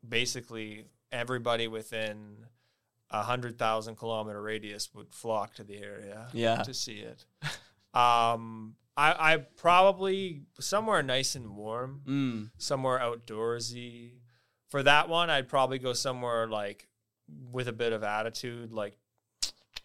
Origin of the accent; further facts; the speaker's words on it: the West, Western Canada, Canada; moved away; I grew up in the West